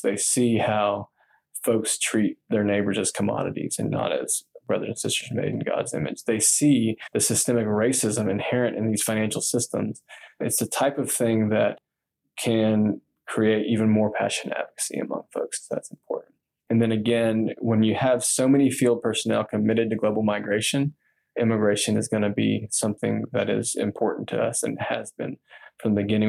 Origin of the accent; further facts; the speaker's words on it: Texas, United States; I'm from Texas